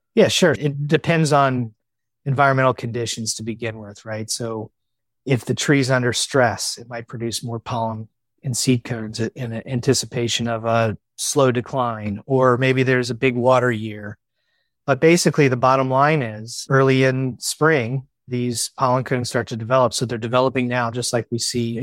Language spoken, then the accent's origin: English; Virginia, United States; I grew up in Virginia